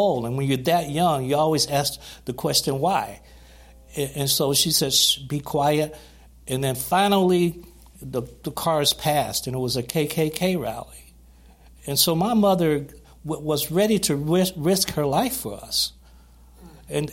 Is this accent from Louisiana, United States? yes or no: no; Gaston, Alabama, United States; growing up in Gaston, Alabama